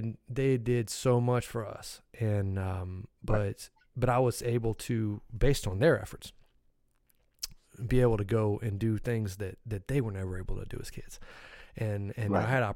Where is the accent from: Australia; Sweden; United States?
United States; Raleigh, North Carolina; also born or lived in Bertie County, North Carolina; came back to Raleigh when I was little. And you know, so I grew up in Raleigh